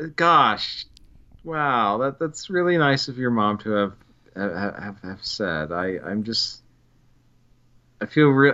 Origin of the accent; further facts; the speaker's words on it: Carson City, Nevada, United States; Carson City